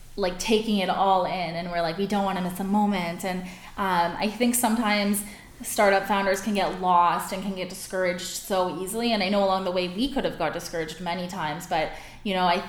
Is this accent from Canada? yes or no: yes; Cornwall, Ontario, Canada; also born or lived in Montreal / Toronto; I was born in Montreal, but I grew up in Cornwall